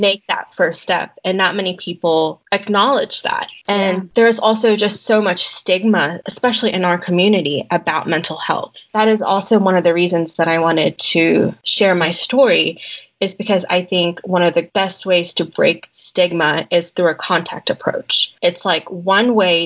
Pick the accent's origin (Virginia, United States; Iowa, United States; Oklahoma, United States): Virginia, United States; Colonial Heights; moved away as an adult; now in Chapel Hill, United States; I'm actually from Colonial Heights, Virginia.